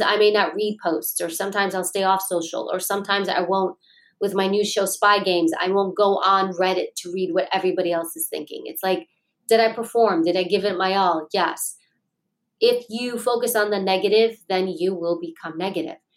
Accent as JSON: {"language": "English", "town": "New York City", "region": "New York", "country": "United States", "tie": "born or raised there", "said": "I grew up in Queens, New York."}